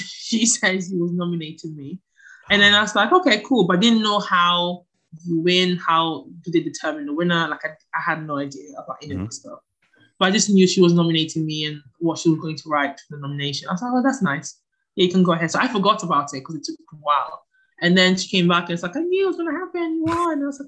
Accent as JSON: {"language": "English", "town": "Palermo", "region": "Sicily", "country": "Italy", "tie": "born or raised there", "also_born_or_lived": "Ghana / Ancona", "said": "Okay, so I was born in Palermo, in Italy. My parents are both from Ghana."}